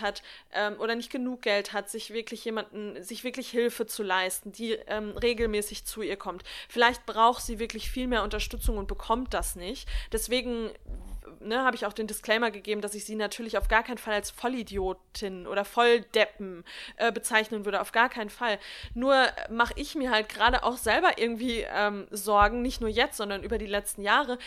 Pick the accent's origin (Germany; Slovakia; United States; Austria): Germany; bei uns in Deutschland